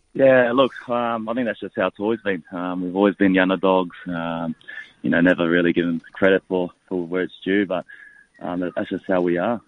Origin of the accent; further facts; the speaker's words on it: Bundaberg, Queensland, Australia; moved away as an adult; also born or lived in Townsville; now in Melbourne, Australia; I grew up in Bundaberg, did, did all my schooling years there